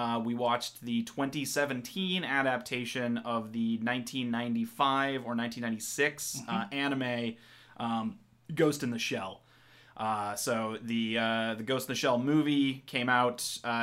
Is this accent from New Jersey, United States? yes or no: no; Vancouver, Washington, United States; We're two brothers here. We grew up here in Vancouver, Washington